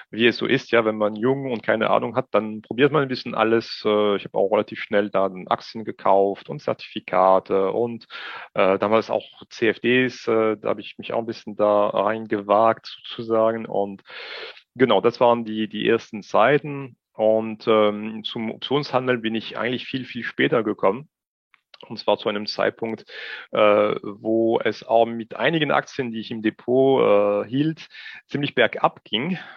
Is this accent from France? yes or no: yes; Strasbourg, Grand Est, France; German is a second language; moved away as an adult; now in Germany; ich bin nach wie vor Franzose, ich bin vor 44 Jahren in Straßburg geboren, lebe aber mittlerweile schon seit äh, fast 22 Jahren in Deutschland.